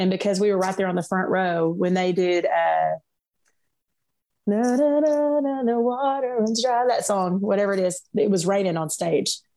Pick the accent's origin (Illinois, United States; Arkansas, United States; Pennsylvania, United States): Arkansas, United States; Little Rock; I came from Little Rock, which is a big city here in, in Arkansas, um, and moving to this small town of 3,000 people everybody knows everybody